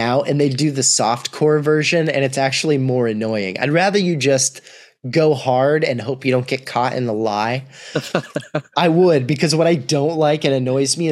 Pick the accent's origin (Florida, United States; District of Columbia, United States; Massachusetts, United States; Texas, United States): Texas, United States; Austin; also born or lived in New York City; I'm from Austin, really, is where I did, like, my formative, like, end of elementary school all the way through high school